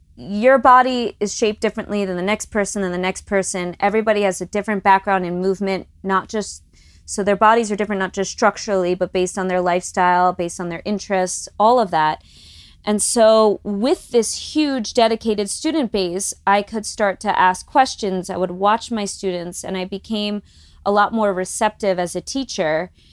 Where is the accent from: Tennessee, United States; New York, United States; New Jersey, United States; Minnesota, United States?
New York, United States; Long Island; moved away as an adult; also born or lived in Los Angeles; growing up on Long Island